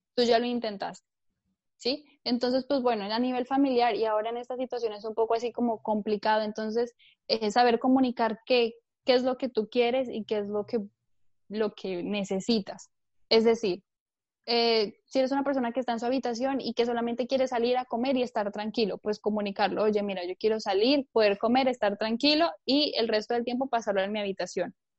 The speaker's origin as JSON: {"language": "Spanish", "country": "Colombia", "tie": "born or raised there", "moved": "yes", "lives_now": "Barcelona, Spain", "said": "yo vivo en, Barcelona, en España, pero bueno, nací en Colombia, llevo bastantes años por aquí"}